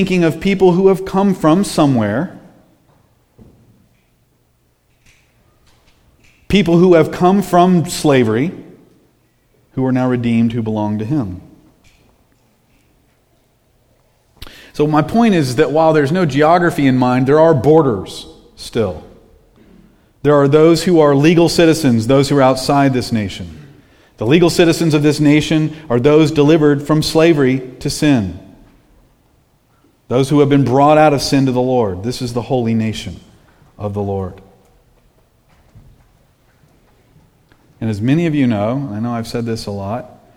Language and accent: English; United States; we are American citizens